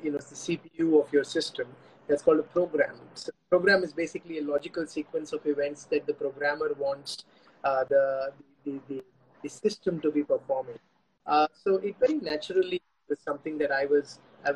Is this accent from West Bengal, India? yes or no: yes; Kolkata, West Bengal, India; moved away as an adult; also born or lived in Jaipur; I'm born and brought up in Calcutta